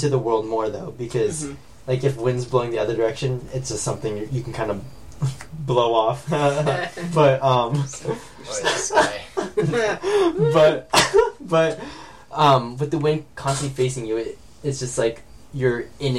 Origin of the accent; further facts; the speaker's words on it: California, United States; I'm from California